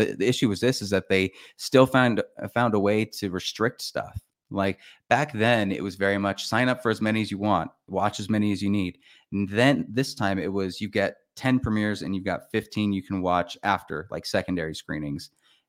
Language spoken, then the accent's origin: English; St. George, Utah, United States; I did that, I'm from St. George.